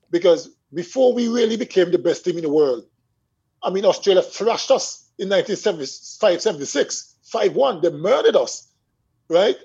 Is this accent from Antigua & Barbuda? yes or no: yes; Swetes, Antigua & Barbuda; I remember growing up in Swedes